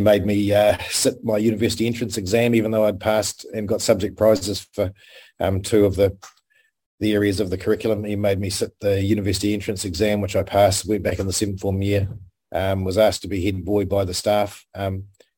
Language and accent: English; Hokitika, West Coast, New Zealand; moved away; I was born in Hokitika, a little place on the west coast of the South Island, quite a rugged part of New Zealand